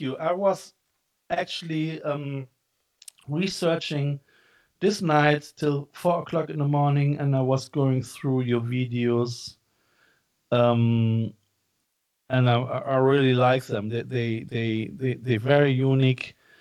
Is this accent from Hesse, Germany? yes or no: no; Cologne, North Rhine-Westphalia, Germany; I'm coming from Cologne